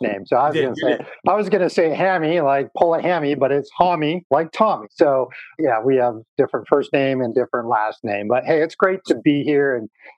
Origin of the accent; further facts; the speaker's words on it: North Dakota, United States; I grew up in North Dakota.